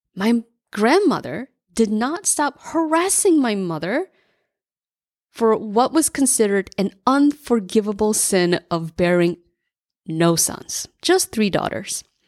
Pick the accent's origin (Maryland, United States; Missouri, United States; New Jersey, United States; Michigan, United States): New Jersey, United States; I grew up in New Jersey as an immigrant latchkey kid.